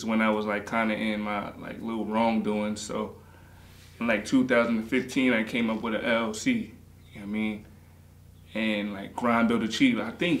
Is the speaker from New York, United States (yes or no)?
yes; Greenburgh, New York, United States; born or raised there